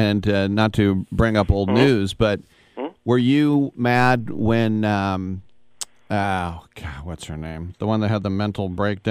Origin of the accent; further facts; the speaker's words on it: Richmond, California, United States; She's from my hometown of Richmond